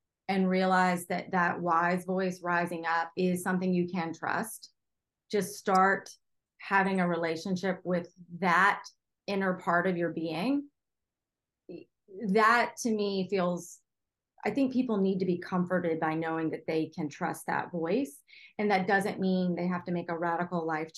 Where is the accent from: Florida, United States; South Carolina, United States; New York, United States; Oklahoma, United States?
South Carolina, United States; Charleston; my hometown of Charleston